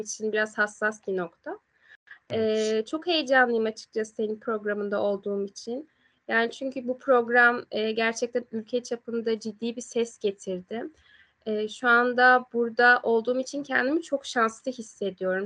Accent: Aegean Region, Turkey; Biz Egeliyiz ve biz e, Ege'nin has yörüklerindeniz.

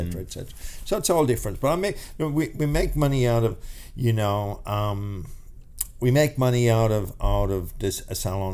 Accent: Ireland; now in Australia; we're Irish. We're fucking, you know, we're born into fucking challenges, you know, by just being Irish

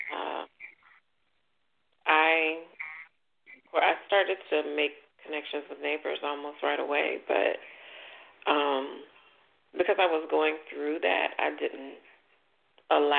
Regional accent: the South, United States; now in Washington, D.C. metropolitan area, United States; I'm originally from the South

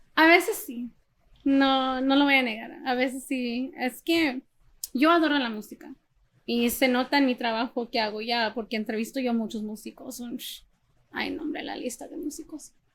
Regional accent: San Antonio, Texas, United States; moved away as an adult; also born or lived in Los Angeles; yo nací en Texas, en San Antonio

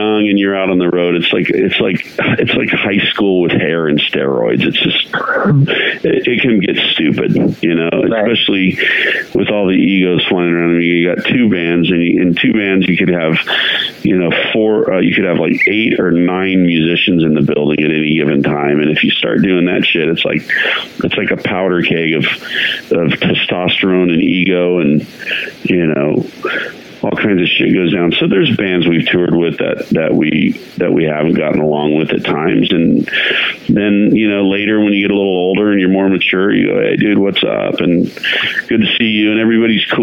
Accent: California, United States; also born or lived in Fort Wayne, Indiana; technically I'm from Fort Wayne, Indiana, and I grew up in California

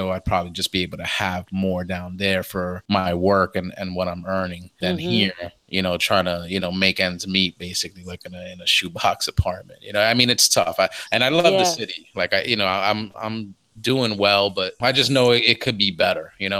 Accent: New York City, New York, United States; moved away; the neighborhood that we grew up in, like where mom still has the apartment now.

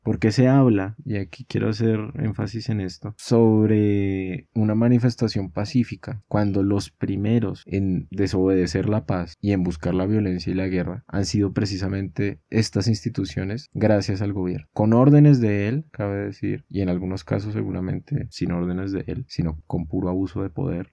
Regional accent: Colombia; nos han llevado como colombianos y colombianas

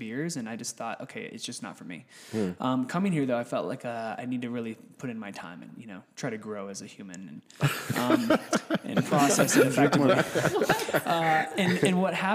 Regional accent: Texas, United States; born or raised there; moved away as an adult; also born or lived in Orlando, Florida; now in Colorado, United States

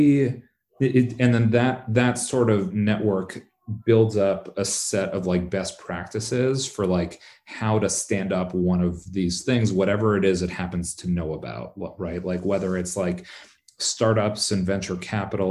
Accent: Canada; also born or lived in Bay Area, California; now in San Francisco Bay Area, United States; I live in the Bay Area, but I'm Canadian. I still have, you know, like, I've got roots. I know a lot of folks back in Toronto

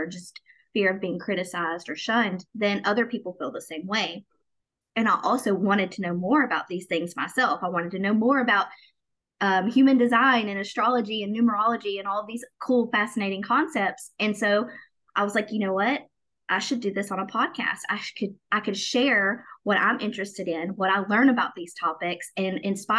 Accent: Southern United States, United States; Because I grew up in the South. I grew up in the Bible Belt and a very Christian-based area

